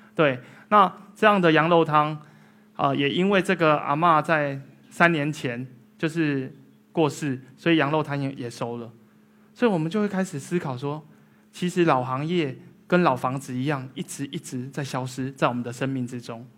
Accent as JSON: {"language": "Chinese", "town": "Tainan", "country": "Taiwan", "tie": "born or raised there", "said": "所以台南是我的故乡"}